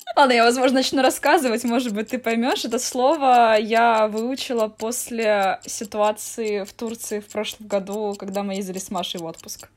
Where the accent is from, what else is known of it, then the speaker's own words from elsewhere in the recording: Estonia; я из Эстонии